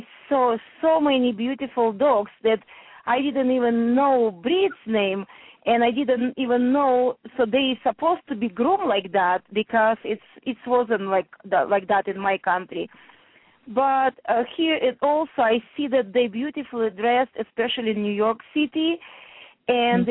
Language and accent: English; Russia; English is a second language; moved away as an adult; now in New Jersey, United States; when I came from Russia here